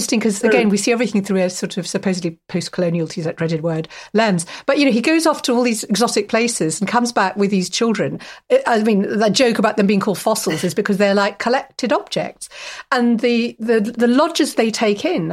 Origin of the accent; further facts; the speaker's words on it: Kingston upon Thames, London, United Kingdom; I went to school in Wimbledon, and I grew up near Wimbledon in Kingston-upon-Thames